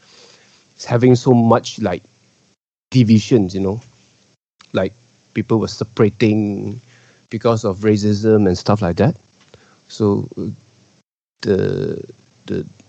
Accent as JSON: {"language": "English", "country": "Malaysia", "said": "as a Malaysian Chinese, we are a minority in Malaysia."}